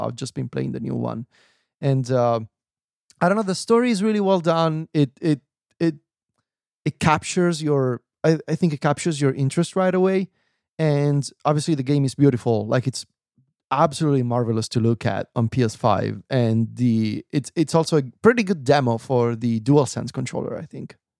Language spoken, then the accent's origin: English; Viterbo, Lazio, Italy; now in Rome, Italy; my hometown in Viterbo